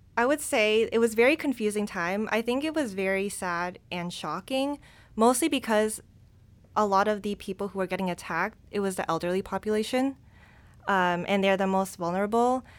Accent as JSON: {"language": "English", "town": "Presque Isle", "region": "Maine", "country": "United States", "tie": "born or raised there", "also_born_or_lived": "Boston / San Francisco", "moved": "as an adult", "lives_now": "Hong Kong", "said": "I'm from Maine since I'm Asian"}